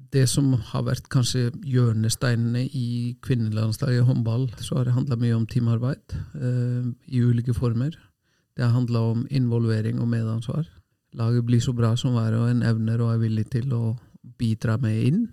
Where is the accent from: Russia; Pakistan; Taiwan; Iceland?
Iceland; Selfoss, Southern Region; now in Norway; hjemme på Selfoss, et lite tettsted med lite idrettslag